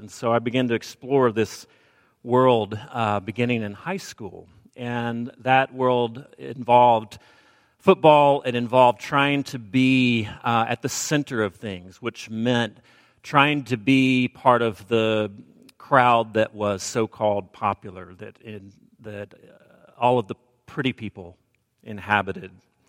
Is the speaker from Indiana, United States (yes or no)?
no; Alabama, United States; accent: Southern; now in US West Coast; I've pretty much jettisoned my Southern accent, though it does come out from time to time, and I'll drop a fixin' to into the sermon, or maybe a mic hood, and you'll realize where my roots lie. I did grow up in Alabama